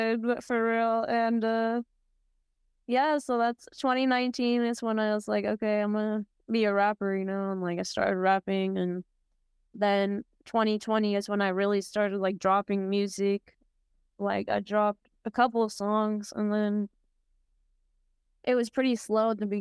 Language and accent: English; San Diego, California, United States; I'm from San Diego, California